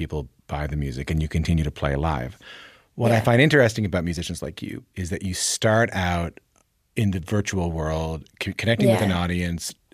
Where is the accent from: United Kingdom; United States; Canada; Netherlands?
Canada; I tend to say close to Halifax, and I'm from like an hour and a half flight from Halifax